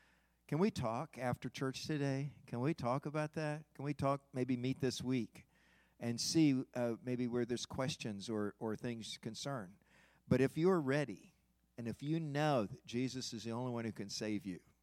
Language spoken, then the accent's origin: English; Fort Wayne, Indiana, United States; as a child growing up in North Highlands Church of Christ in Fort Wayne, Indiana